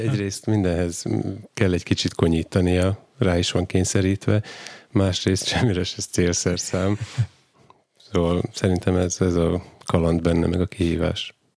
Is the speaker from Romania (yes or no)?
no; Dunajská Streda, Trnava Region, Slovakia; now in Gemer, Slovakia; gömöri, gömörinek születtem, csak Dunaszerdáján